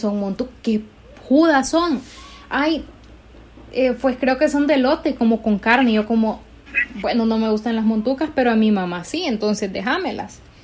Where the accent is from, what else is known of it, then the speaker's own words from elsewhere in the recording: Honduras; como hondureños en general